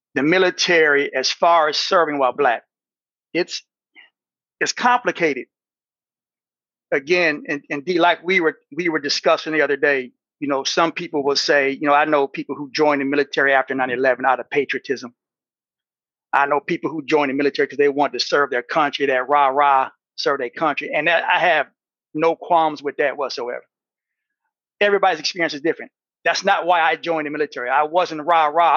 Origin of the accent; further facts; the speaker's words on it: Battle Creek, Michigan, United States; Battle Creek, Michigan, born and raised